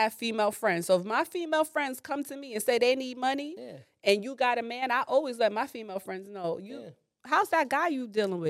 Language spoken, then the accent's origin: English; New York, United States; I'm from the Bronx.